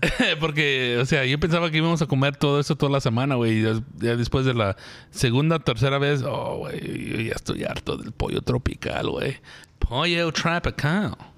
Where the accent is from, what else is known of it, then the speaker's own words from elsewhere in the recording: United States; yo soy americano